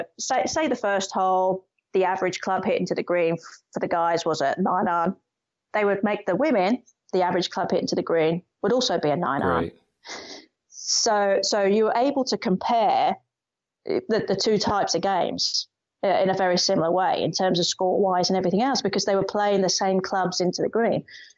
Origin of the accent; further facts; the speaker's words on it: United Kingdom; And being typically British, there is a general feeling of you can't be, don't show that you're too confident.